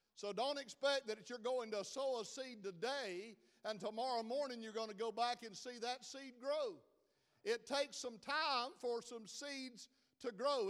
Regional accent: South Georgia, United States; I'm from South Georgia, due, do, and do all sound like

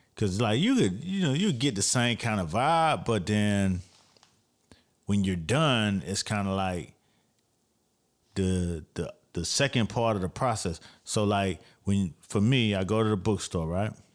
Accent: Miami, Florida, United States; I'm from Miami

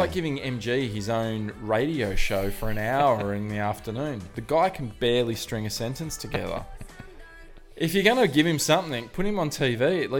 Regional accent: New South Wales, Australia; born there; So that's why, and the fact that I was born on the Northern Beaches.

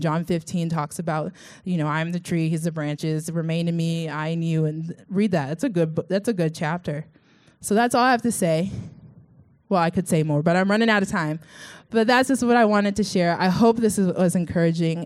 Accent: Sugar Land, Texas, United States; moved away; This is where I'm from. Uh, it's called Sugarland, Sugar, and then Space, and then Land, Texas.

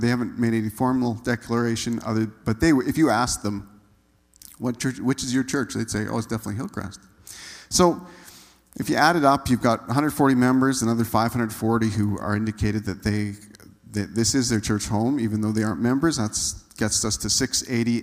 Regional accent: Manitoba, Canada; moved away as an adult; also born or lived in Saskatchewan; I grew up in Manitoba

